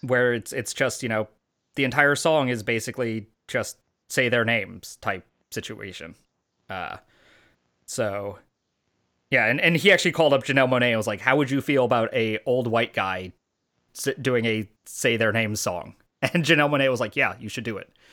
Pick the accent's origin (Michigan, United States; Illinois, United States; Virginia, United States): Illinois, United States; Chicago; as a kid growing up in Chicago during this exact time period